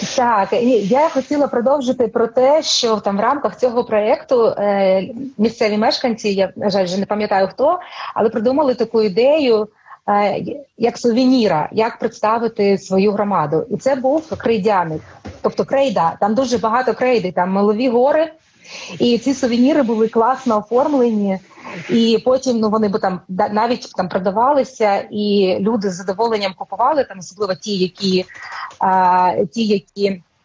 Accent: Novopskov, Luhansk Oblast, Ukraine; moved away as an adult; now in Kyiv, Ukraine; я народилася на Луганщині в Новопскові. І для мене це е, я жила там дуже довгий час, жила в Луганську і пізніше приїхала в Київ.

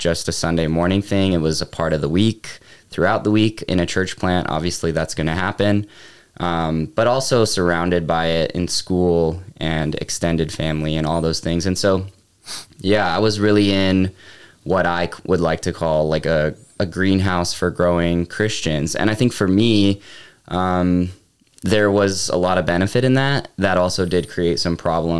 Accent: Charlotte, North Carolina, United States; moved away as an adult; also born or lived in Atlanta, Georgia / Illinois / Frisco, Texas / Huntersville, North Carolina; now in Fraser, Colorado, United States; I grew up, most of my childhood in the Charlotte area, North Carolina

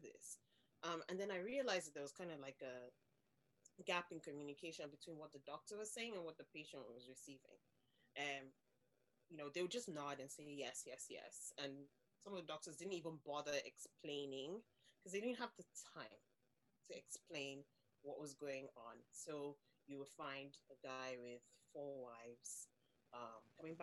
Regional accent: Nigeria; moved away as an adult; now in Ireland; I am from Nigeria originally. I've lived in Ireland for 13 years now

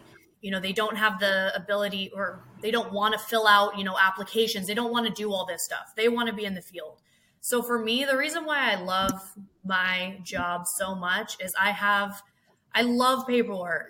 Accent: Hillsboro, Oregon, United States; I was born and raised in Oregon, Hillsboro

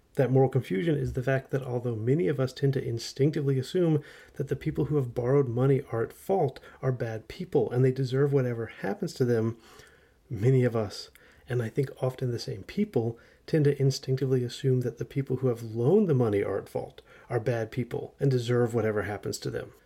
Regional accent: United States; as an American teenager who grew up in the nineties

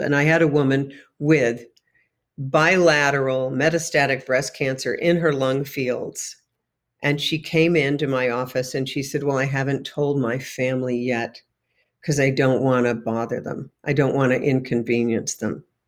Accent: New York, United States; moved away; home to my hometown in New York State

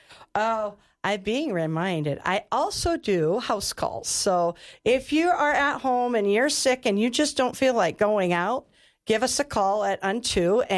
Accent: North Dakota, United States; now in Wyoming, United States; I came from North Dakota and wasn't a nurse, and Wyoming has given me that opportunity. And so Wyoming is home now

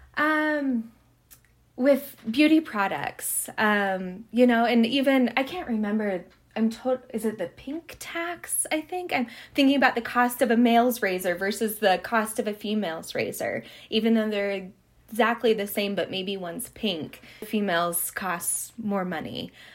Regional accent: Havre, Montana, United States; I grew up in Haver, Montana. I'm very much of the prairie

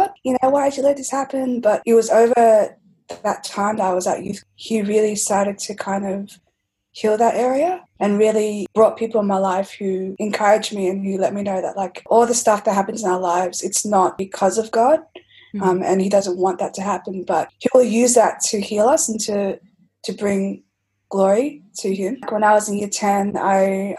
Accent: Melbourne, Victoria, Australia; I've been born and raised in Melbourne

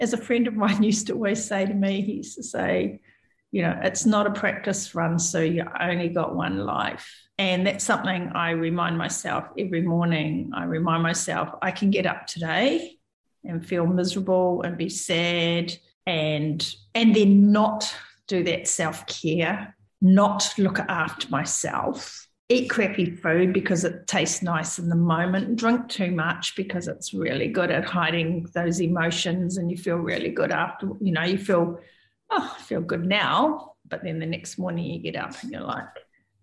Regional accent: New Zealand; I'm a Kiwi

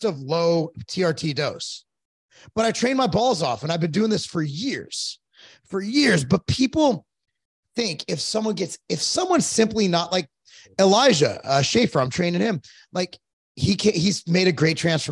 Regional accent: Culver City, California, United States; I grew up in Culver City

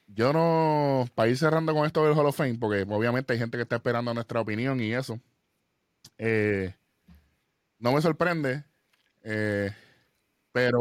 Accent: Puerto Rico; nosotros somos puertorriqueños

